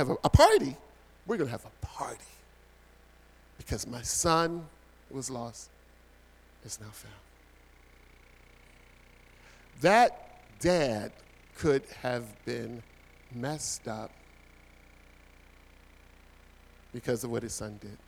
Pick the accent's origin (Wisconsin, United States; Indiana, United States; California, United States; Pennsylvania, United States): Pennsylvania, United States; Philadelphia; moved away as an adult; now in New Jersey, United States; When Pam and I moved over to New Jersey, we're originally from Philadelphia, two parts of Philadelphia